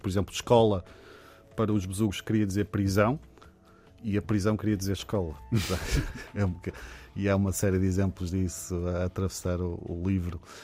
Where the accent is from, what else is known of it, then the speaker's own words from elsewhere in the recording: Portugal; sou muito português